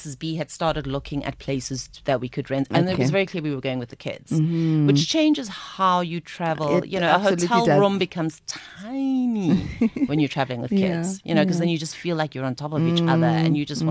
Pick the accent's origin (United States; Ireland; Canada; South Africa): South Africa; I'm from South Africa